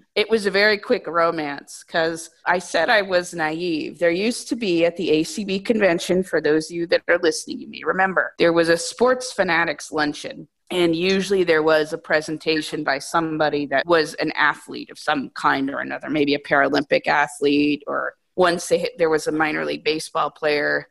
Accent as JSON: {"language": "English", "region": "New Hampshire", "country": "United States", "tie": "born or raised there", "also_born_or_lived": "Vermont", "said": "I grew up in New Hampshire in a very rural area, and then I went to college in Vermont"}